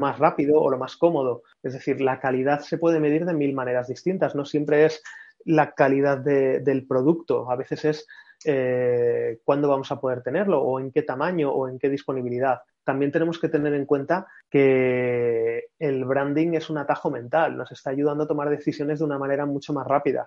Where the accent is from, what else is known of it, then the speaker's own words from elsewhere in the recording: Madrid, Community of Madrid, Spain; familia de Córdoba, pero yo nací en Madrid